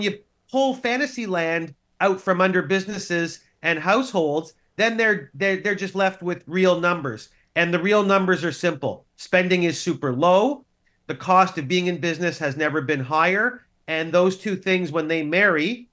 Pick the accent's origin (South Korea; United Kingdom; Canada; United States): Canada; as a Canadian